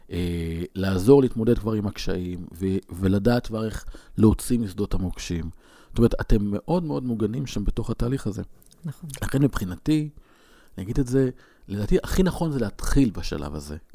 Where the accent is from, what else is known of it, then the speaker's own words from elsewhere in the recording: Northern District, Israel; ברמת הגולן, ואני אומר שעשיתי קורס uh, התמחות ב, בלת, ב, ב, בלא לנסוע דרך שדות מוקשים. כשנסענו לבית ספר בקצרין